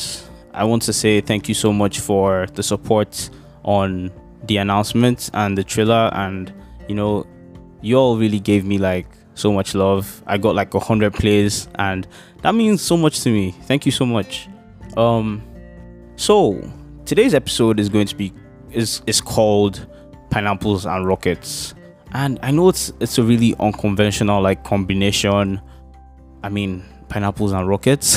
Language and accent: English; Lagos, Nigeria; I grew up in Okota Agopalasue in Lagos, which is like a part of like Lagos, Nigeria